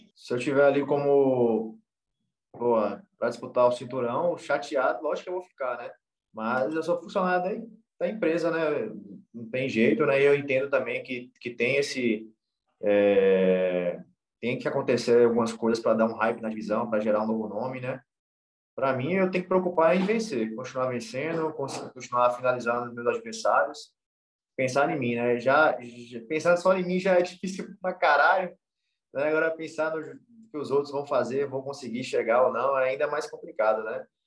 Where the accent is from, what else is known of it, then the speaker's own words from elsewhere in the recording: Montes Claros, Minas Gerais, Brazil; eu sou norte mineiro raiz aqui mesmo, do interior de, de Minas Gerais aqui